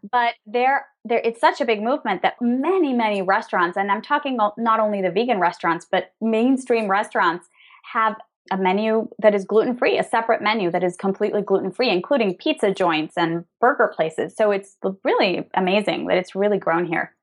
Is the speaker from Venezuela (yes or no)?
yes; Venezuela; also born or lived in New York / Spain; now in Madrid, Spain; We're originally from Venezuela, both of us